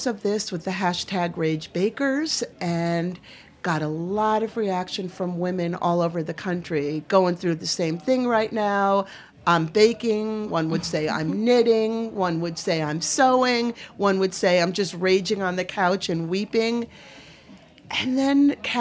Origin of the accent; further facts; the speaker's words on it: Maine, United States; I'm from Maine